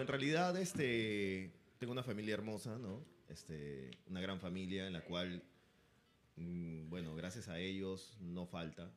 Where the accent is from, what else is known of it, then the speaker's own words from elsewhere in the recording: Peru; como peruanos que somos